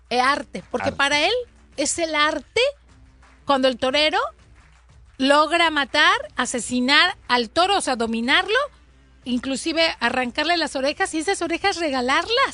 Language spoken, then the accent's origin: Spanish; Colima, Mexico; now in California, United States; Yo de pequeña, de pequeña en Colima